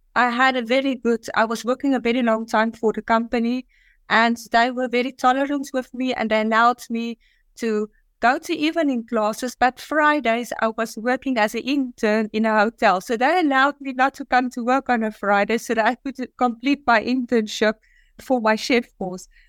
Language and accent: English; South Africa; moved away as an adult; also born or lived in Dubai / Singapore; now in Azerbaijan; I was living in South Africa, I was born in South Africa, and I always had a passion to leave South Africa